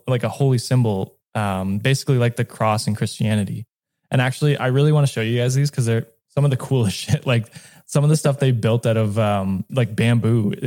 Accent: Canada; I'm Canadian

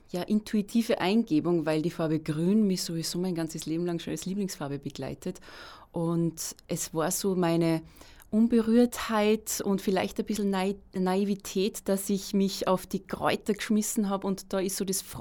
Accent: Salzburg, Austria; Ich wohne auch in der Stadt Salzburg, bin gebürtige Salzburgerin

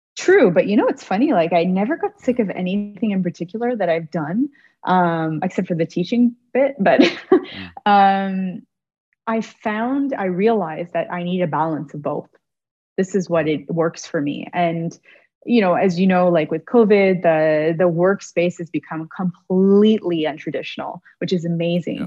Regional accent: Toronto, Ontario, Canada; moved away as an adult; now in Montreal, Canada; Toronto, which is my hometown

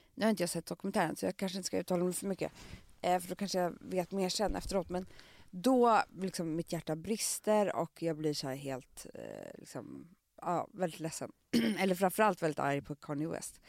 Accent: Stockholm, Stockholm County, Sweden; på Söder där jag kommer ifrån

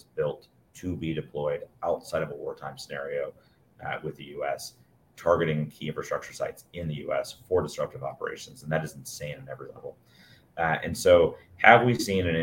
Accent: Alabama, United States; being from Alabama

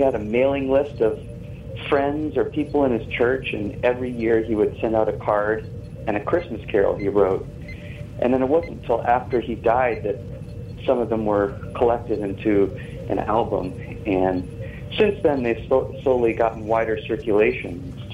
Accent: New England, United States; now in Santa Monica, United States; I grew up in New England, and there's snow, and it was such a wonderful time of the year. And now I'm in Santa Monica, California

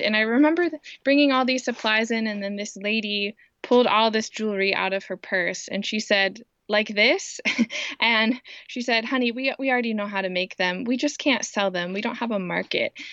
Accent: Indiana, United States; also born or lived in Kenya; I grew up in Indiana. Um, I have lived here almost my whole life

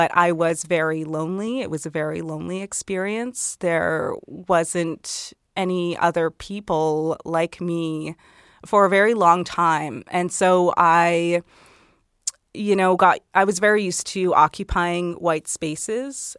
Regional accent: Okotoks, Alberta, Canada; also born or lived in High River, Alberta; I was born in High River, you know, and I grew up in the Okotoks area, so just south of Calgary

